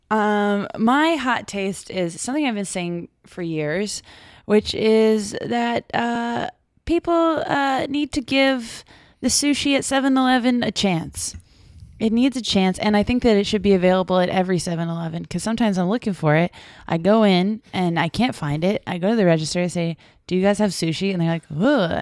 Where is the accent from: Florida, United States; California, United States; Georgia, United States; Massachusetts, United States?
Massachusetts, United States; Brockton; in my hometown